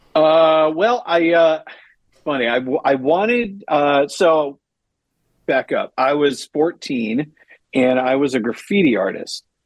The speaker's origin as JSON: {"language": "English", "region": "Massachusetts", "country": "United States", "tie": "born or raised there", "also_born_or_lived": "Detroit / Baltimore", "moved": "as an adult", "said": "I grew up in Massachusetts, and uh, I was a Patriots fan, and then I went to undergrad uh, in Baltimore"}